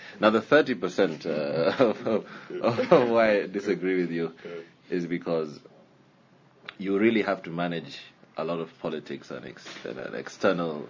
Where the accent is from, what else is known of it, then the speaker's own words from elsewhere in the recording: Kenya; a student at Carnegie Mellon from Kenya.